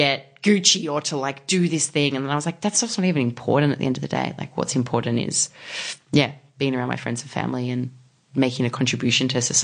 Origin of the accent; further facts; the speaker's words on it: Australia; I'm from Australia.